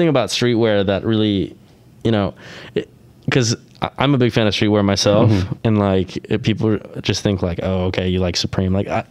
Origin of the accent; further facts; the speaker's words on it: Southern California, United States; Growing up in Southern California